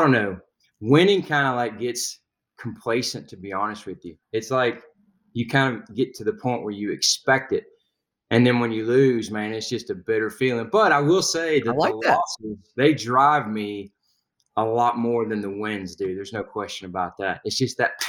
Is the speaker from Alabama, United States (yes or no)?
yes; Huntsville, Alabama, United States; I was born in Alabama. Went to high school in Huntsville, Alabama.